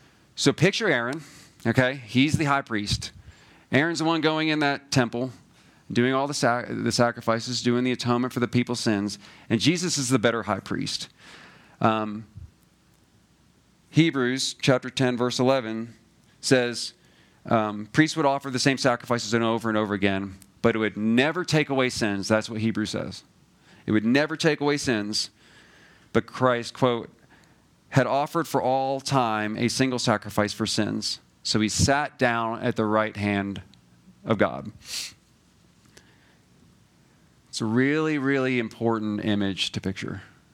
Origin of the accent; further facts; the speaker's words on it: Georgia, United States; We went to, we're from Georgia